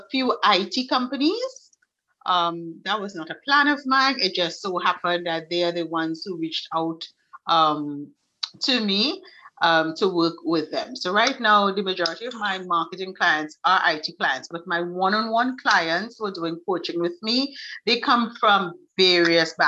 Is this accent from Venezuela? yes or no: no; Trinidad & Tobago; I am from Trinidad and Tobago in the Caribbean, so it's really, really hot